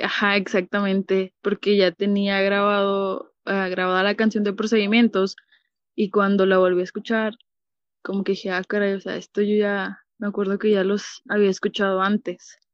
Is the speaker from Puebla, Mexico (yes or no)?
no; Ciudad Juárez, Chihuahua, Mexico; yo soy de Ciudad Juárez, Chihuahua